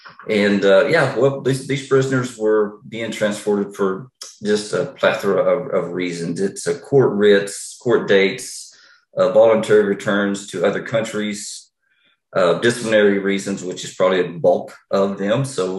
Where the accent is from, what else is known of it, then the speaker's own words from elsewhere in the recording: New Mexico, United States; also born or lived in Fort Smith, Arkansas; So I was born in Fort Smith, Arkansas, out west, very west Arkansas. And then just that was for a short time. Then I graduated high school in New Mexico.